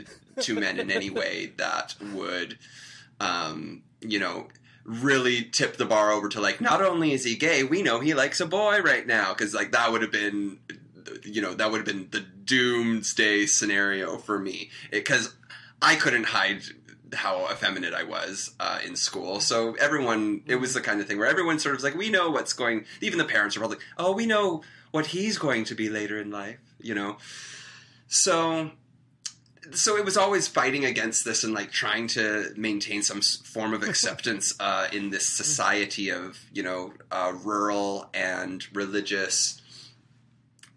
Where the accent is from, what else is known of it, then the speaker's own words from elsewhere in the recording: Victoria, British Columbia, Canada; moved away; also born or lived in Toronto; I grew up in Victoria, BC